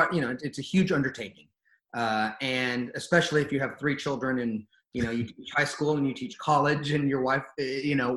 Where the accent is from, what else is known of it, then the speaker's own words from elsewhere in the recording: California, United States; I'm from California